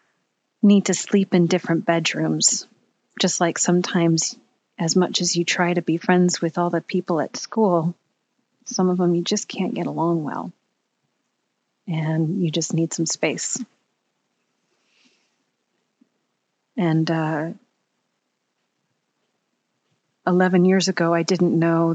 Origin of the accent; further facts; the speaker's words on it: Bay Area, California, United States; moved away as an adult; also born or lived in Pittsburgh; I was born and raised in the Bay Area in California